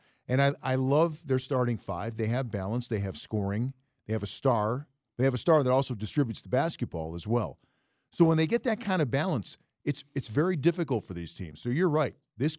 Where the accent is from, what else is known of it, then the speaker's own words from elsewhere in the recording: Cleveland, Ohio, United States; we're from Cleveland area.